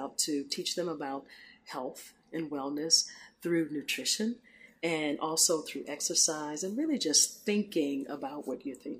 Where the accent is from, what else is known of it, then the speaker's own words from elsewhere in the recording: Houston, Texas, United States; moved away as an adult; now in Washington, United States; I grew up in Houston.